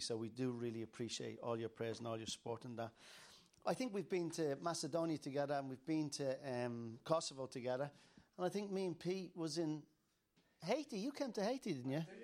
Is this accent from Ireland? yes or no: yes; Dublin, Leinster, Ireland; I'm from Dublin